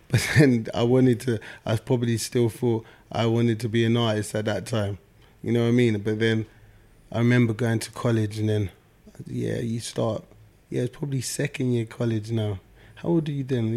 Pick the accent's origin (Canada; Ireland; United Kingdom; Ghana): United Kingdom; London; I'm from South London